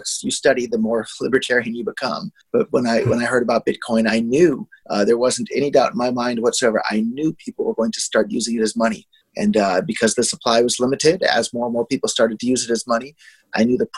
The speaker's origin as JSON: {"language": "English", "area": "Silicon Valley", "region": "California", "country": "United States", "tie": "born or raised there", "said": "I was born and raised in Silicon Valley"}